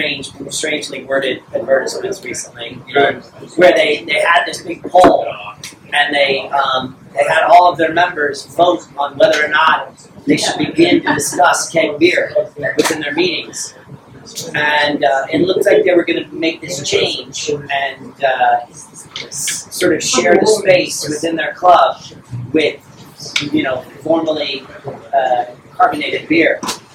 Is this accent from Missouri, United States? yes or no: yes; St. Louis, Missouri, United States; now in England; St. Louis, Missouri.